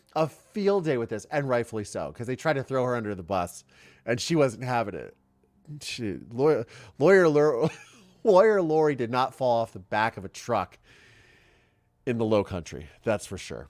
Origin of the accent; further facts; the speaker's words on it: Ohio, United States; I am from Ohio, but, which is the Midwest